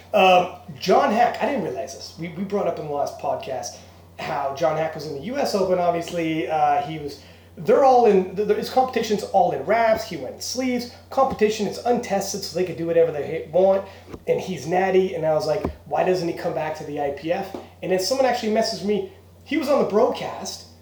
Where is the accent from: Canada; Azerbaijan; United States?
Canada; we're Canadian